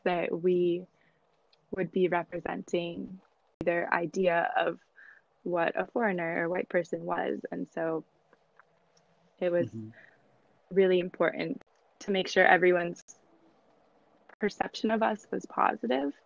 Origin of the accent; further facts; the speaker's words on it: United States; I was from America